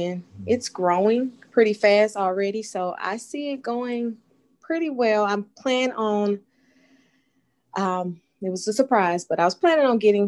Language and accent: English; Pensacola, Florida, United States; moved away as an adult; now in Houston, United States; We are from Pensacola, Florida. That's where I was born and raised